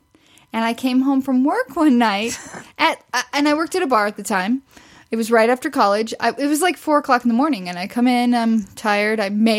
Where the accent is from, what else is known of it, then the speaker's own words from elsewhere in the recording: Missouri, United States; growing up in Missouri